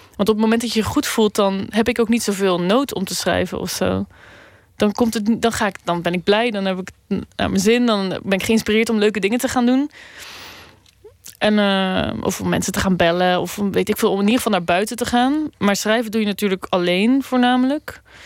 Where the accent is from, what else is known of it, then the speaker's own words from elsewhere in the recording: Randstad, Netherlands; Een beetje in de randstad waar ik ben opgegroeid